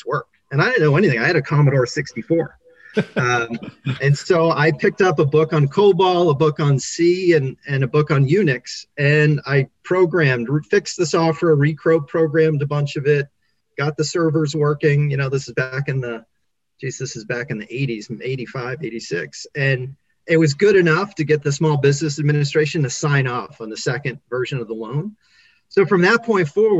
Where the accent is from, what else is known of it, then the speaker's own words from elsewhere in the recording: Maine, United States; when I was a kid, I grew up in Maine, which is this tiny state in the top corner of the United States.